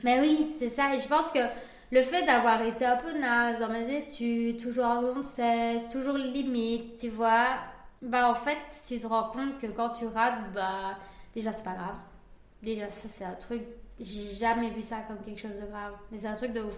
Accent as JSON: {"language": "French", "country": "Spain", "moved": "yes", "lives_now": "Liège, Belgium", "said": "je suis espagnole"}